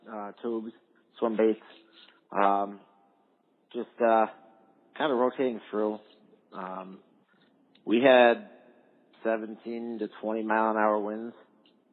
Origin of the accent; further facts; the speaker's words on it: Grand Island, New York, United States; also born or lived in Plattsburgh; Born and raised right here in Grand Island